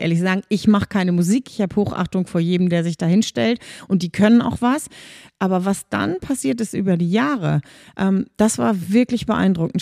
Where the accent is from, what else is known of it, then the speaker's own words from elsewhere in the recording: Kiel, Schleswig-Holstein, Germany; also born or lived in Hamburg / Flintbek; now in Schwarzenbek, Germany; Dann bin ich aber mit vier Jahren schon mit meinen Eltern nach Kiel gezogen und da in der Umgebung von Kiel aufgewachsen